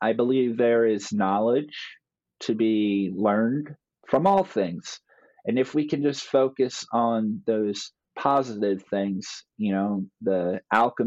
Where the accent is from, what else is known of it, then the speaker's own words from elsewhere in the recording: New Jersey, United States; also born or lived in Turkey; I grew up here in South New Jersey.